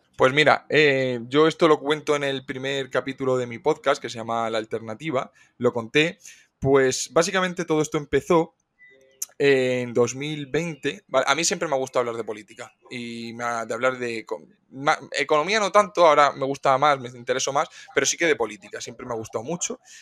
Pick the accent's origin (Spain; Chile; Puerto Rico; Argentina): Spain; Cartagena, Region of Murcia; soy un chico de Cartagena, tengo 26 años